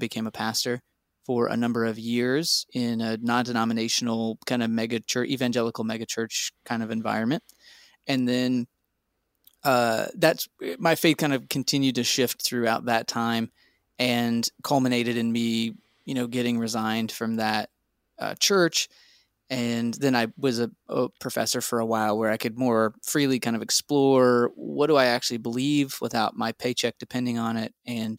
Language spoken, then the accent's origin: English; Texas, United States; I grew up in Texas as a Southern Baptist and also charismatic.